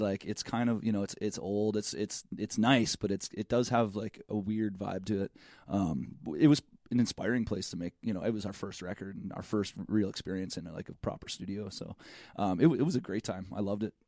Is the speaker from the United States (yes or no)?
no; Canada; I'm Canadian.